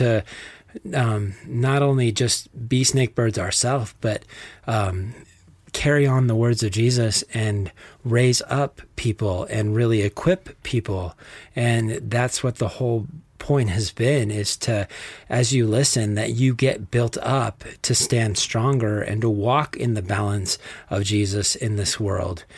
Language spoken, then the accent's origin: English; Texas, United States; accent: Texas; my Texas accent